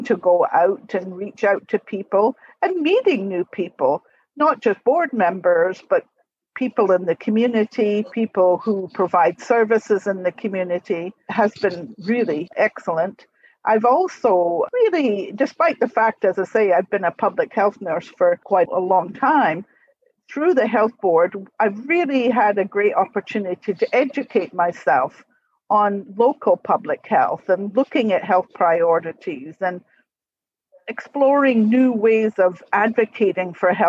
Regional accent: Scotland, United Kingdom; moved away as an adult; also born or lived in Paradise, Nova Scotia; now in Mill Village, Canada; I'm now in my 60s, I was born and brought up in Scotland. I actually lived in Nova Scotia in the 1950s when my father was posted to Greenwood on the Air Sea Rescue Squadron for a couple of years.

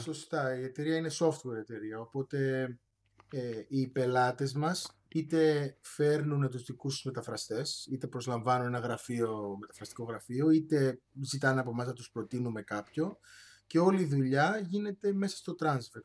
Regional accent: Cyprus; moved away as an adult; also born or lived in Patras, Greece / Manchester, England; γεννήθηκα και μεγάλωσα στην Κύπρο

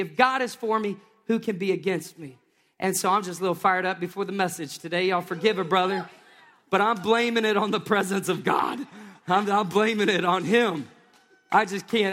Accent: Tennessee, United States; moved away; I grew up in Tennessee

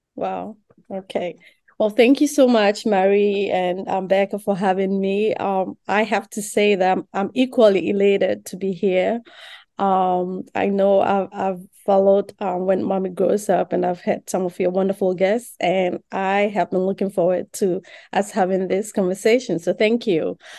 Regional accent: Accra, Greater Accra, Ghana; moved away; I grew up in Ghana, Accra, Ghana, West Africa

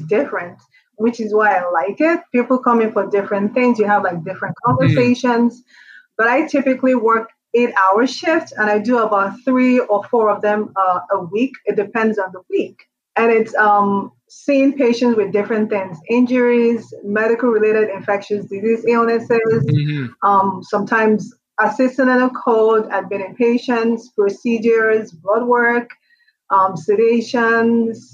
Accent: Nigeria; moved away as an adult; also born or lived in New York, United States; now in Columbus, United States; I am originally Nigerian. I was born, raised in Nigeria, did up until my medical school in Nigeria.

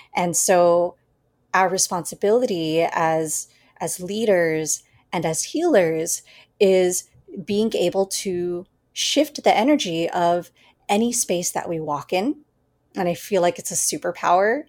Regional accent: United States; being born and raised in the United States

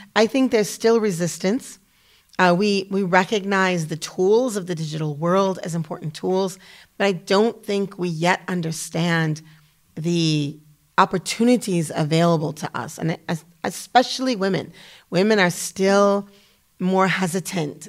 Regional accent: United States; moved away as an adult; also born or lived in Damascus, Syria / Kuwait / Malaysia; as an American woman

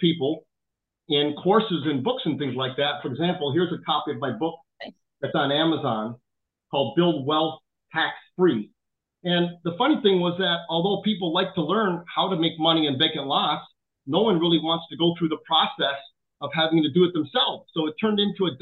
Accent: Chicago, Illinois, United States; I grew up in South Chicago

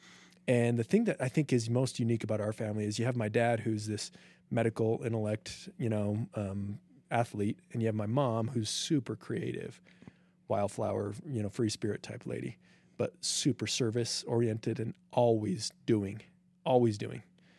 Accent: Logan, Utah, United States; I grew up in Logan.

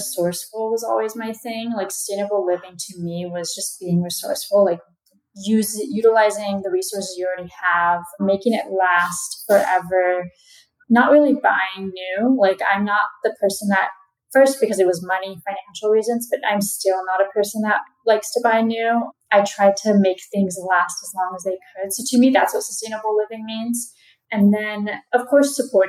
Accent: Southern California, United States; I am actually from Southern California

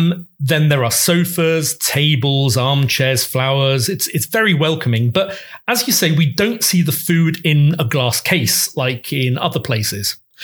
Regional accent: Venice, Veneto, Italy; now in Rome, Italy; I was born in Venice.

